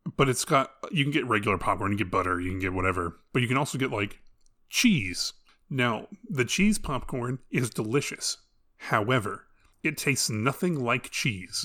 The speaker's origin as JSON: {"language": "English", "country": "United States", "said": "as an American"}